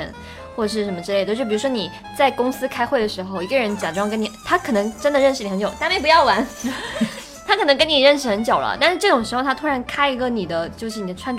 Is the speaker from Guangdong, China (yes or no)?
yes; Guangdong, China; 因为我是广东人嘛